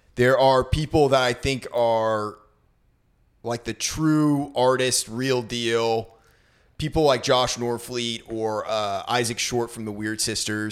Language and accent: English; Maine, United States; I grew up in Maine, so it was a snowy hellhole of a place